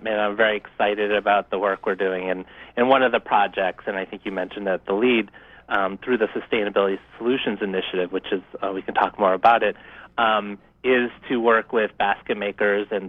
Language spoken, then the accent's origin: English; Orono, Maine, United States; moved away as an adult; I'm a member of the Penobscot Nation, and I grew up mostly in Orono